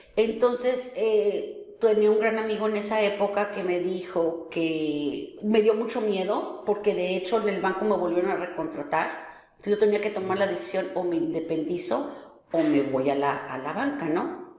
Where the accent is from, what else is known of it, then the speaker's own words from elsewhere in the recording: Mexico City, Mexico; moved away as an adult; also born or lived in Guadalajara; now in Monterrey, Mexico; Yo soy de la Ciudad de México y viví 15 años en Guadalajara y ya tengo pues 21 años aquí en, Monterrey